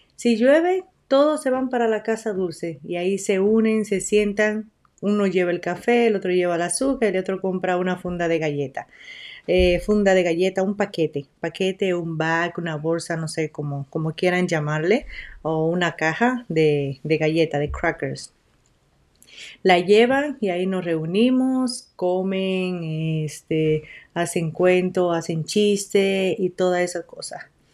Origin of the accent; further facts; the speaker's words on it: La Romana, Dominican Republic; now in United States; yo soy de la República Dominicana. Ah, me crié en el pueblo de la Romana.